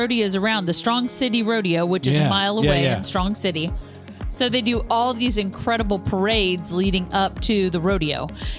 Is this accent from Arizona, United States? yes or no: no; Kansas, United States; moved away as an adult; now in Louisville, United States; people find out that we're from Kansas, they want to know what in the world brought us down here to live in Louisville.